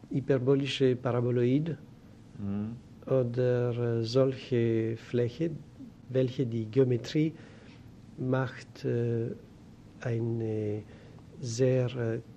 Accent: Romania; born there; German is a second language; also born or lived in Greece / France / United States / Japan; Ich bin geboren in Rumänien. Ich äh, bin von äh, griechischen Eltern. Ich habe in Griechenland viele Jahre und gelebt. Dann in Frankreich

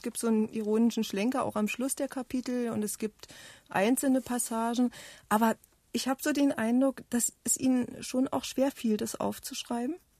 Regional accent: eastern Germany, Germany; ich komme auch ähm, aus dem Osten Deutschlands

